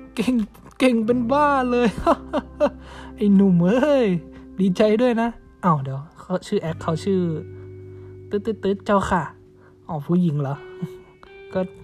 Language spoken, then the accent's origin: Thai; Chai Nat, Thailand; now in Bangkok, Thailand; ผมอยู่ที่จังหวัดบ้านเกิดนะครับผมไม่ได้อยู่กับคุณแดบเดิมทีผมจะอยู่กับคุณแดบสองคนก็คือเป็นรูเมทกันอยู่นะครับ แต่ตอนนี้เนี่ยคือผมมูฟจากกรุงเทพมาอยู่ที่ชัยนาท